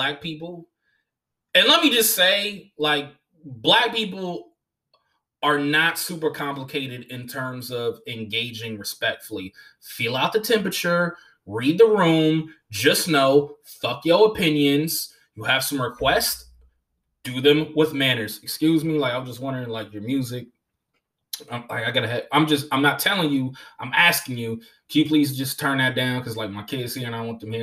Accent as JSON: {"language": "English", "area": "Long Beach, L.A., Oakland", "region": "California", "country": "United States", "also_born_or_lived": "Los Angeles, California", "said": "I am from Long Beach, I am from L.A., and I am from Oakland"}